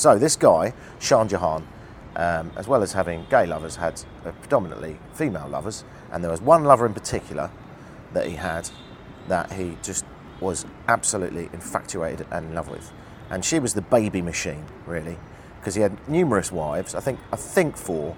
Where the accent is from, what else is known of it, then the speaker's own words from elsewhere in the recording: United Kingdom; as a Brit